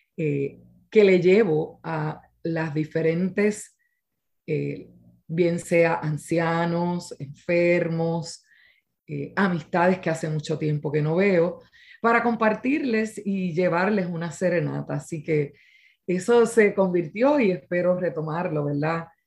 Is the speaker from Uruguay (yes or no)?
no; Quebradillas, Puerto Rico; mi pueblo de quebradillas